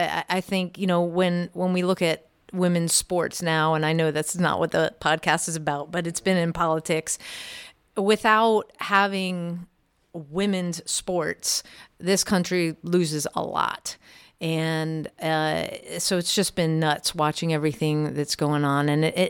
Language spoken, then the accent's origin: English; Maryland, United States; Well, I grew up in Montgomery County, Maryland. And, you know, typical household in the burbs, about 15 miles outside of D.C.